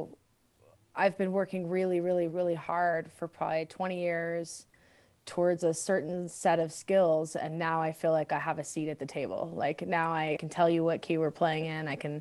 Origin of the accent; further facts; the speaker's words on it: Texas, United States; now in Denver, United States; I was raised in Texas and I'm half Latina